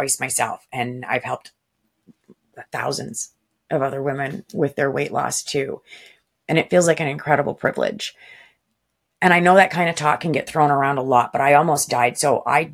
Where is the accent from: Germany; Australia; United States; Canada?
Canada; I'm also Canadian.